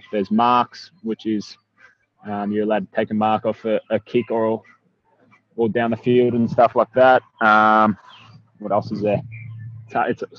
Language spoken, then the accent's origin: English; Keilor, Victoria, Australia; I grew up in Keilor, have two older brothers, much older brothers actually.